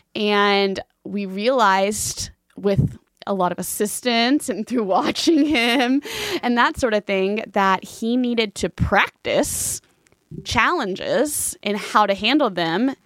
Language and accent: English; Fort Worth, Texas, United States; moved away as an adult; also born or lived in Germany; I grew up in Fort Worth. I moved here when I was about six months old with my family and grew up on the East Side and loved it